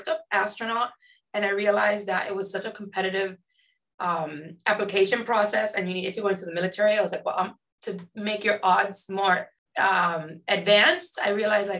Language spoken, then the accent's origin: English; Miami, Florida, United States; growing up in Florida